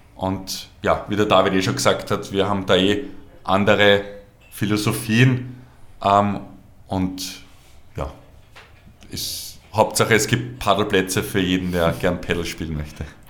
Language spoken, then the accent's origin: German; Obersulz, Lower Austria, Austria; ich bin aufgewachsen in Obersolz.